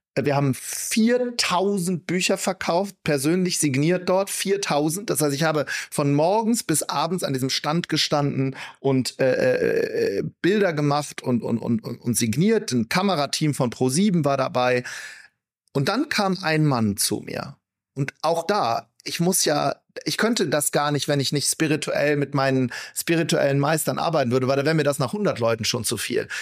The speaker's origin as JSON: {"language": "German", "town": "Wuppertal", "region": "North Rhine-Westphalia", "country": "Germany", "said": "Ich komme aus Wuppertal"}